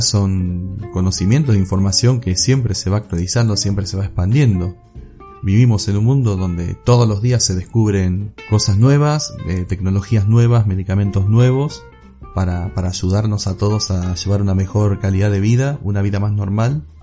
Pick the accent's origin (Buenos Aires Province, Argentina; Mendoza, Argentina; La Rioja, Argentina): Buenos Aires Province, Argentina; Olavarría; soy de Olavarría, Argentina